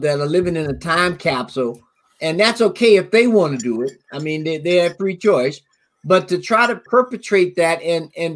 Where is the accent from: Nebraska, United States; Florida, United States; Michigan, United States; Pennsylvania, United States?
Florida, United States; Florida panhandle, United States; moved away; I'm from Florida. I'm from the panhandle of Florida. And my hometown is, you know, 30 miles. So I can be in Georgia